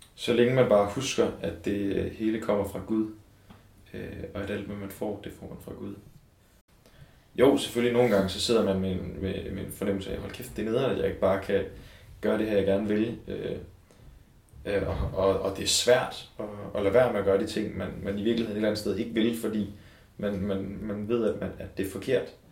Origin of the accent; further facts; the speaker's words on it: Copenhagen, Capital Region of Denmark, Denmark; jeg kommer fra Vandløse, som ligger lige ude for København. Øhm, og jeg er vokset op i et øh, hjem med kristne forældre